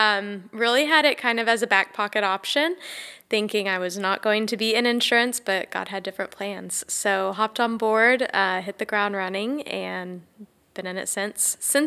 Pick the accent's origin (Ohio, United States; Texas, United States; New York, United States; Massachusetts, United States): Texas, United States; born and raised in Texas.